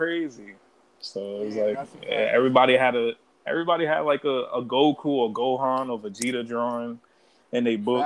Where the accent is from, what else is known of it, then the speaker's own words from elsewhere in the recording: New York City, New York, United States; I'm from Brooklyn, born and raised, East New York